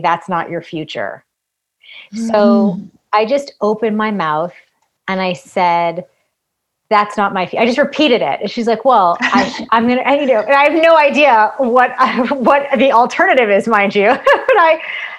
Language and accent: English; Massachusetts, United States; I grew up in Massachusetts